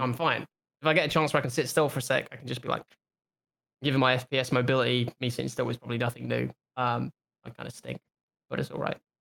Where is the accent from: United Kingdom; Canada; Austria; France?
United Kingdom; I'm British